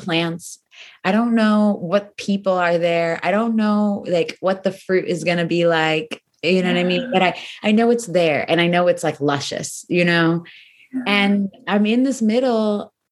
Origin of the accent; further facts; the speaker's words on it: United States; growing up in America, which is a very individualistic space